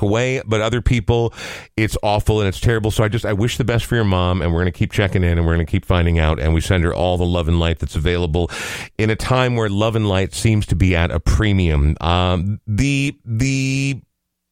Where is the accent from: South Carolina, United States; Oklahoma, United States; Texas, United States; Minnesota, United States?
Minnesota, United States; Coon Rapids; now in Minneapolis, United States; I grew up in Coon Rapids